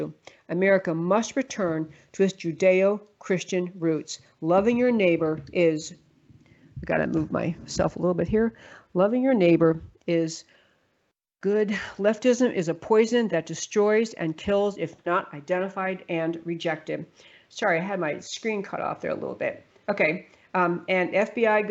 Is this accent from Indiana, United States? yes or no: no; New York, United States; moved away; I grew up in New York